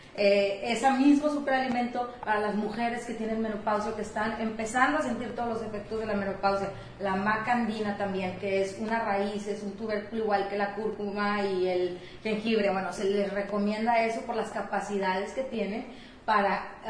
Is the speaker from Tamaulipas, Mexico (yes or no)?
yes; Matamoros, Tamaulipas, Mexico; moved away as an adult; los azares del destino me llevaron a regresar a mi ciudad de origen